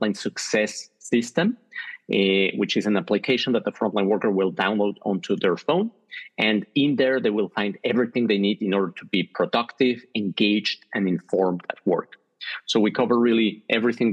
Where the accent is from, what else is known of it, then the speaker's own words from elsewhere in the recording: Mexico; moved away as an adult; now in Switzerland; I'm originally from Mexico. I lived there the first 20 years of my life, and I've been living the next 20 years in Switzerland.